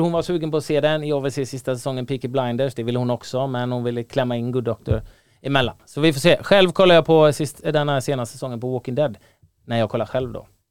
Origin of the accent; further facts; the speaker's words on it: Gothenburg, Västra Götaland, Sweden; när jag växte upp i Göteborg